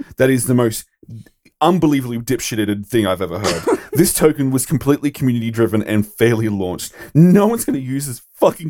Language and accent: English; Australia; so as an Australian, I have to mention this.